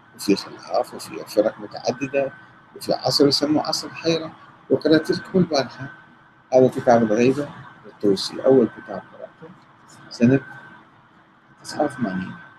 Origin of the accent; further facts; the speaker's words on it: Karbala, Karbala Governorate, Iraq; انا ابن كربلاء وشارب من الفراغ ومتربي في كربلاء